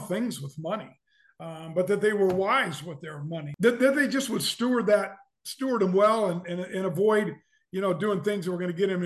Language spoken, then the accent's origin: English; Omaha, Nebraska, United States; also born or lived in Lincoln, Nebraska; I grew up in Omaha and came to Lincoln in the fall of 74 to go to the university